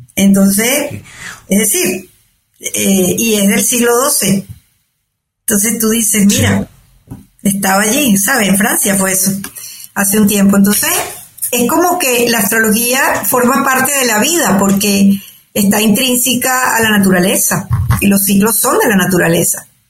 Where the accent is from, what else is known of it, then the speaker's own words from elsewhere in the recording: Caracas, Capital District, Venezuela; moved away as an adult; also born or lived in Altagracia de Orituco, Guárico, Venezuela / Canada / United States; now in Madrid, Spain; nací en Venezuela, en Altagracia de Orituco, que es un pueblo en, el estado Guárico. Eh, me crié en Caracas, que me fui pequeña.